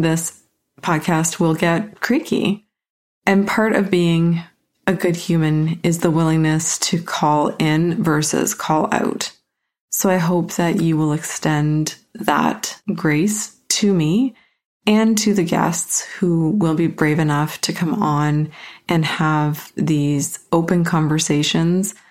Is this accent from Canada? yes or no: yes; Canada; I'm a Canadian white female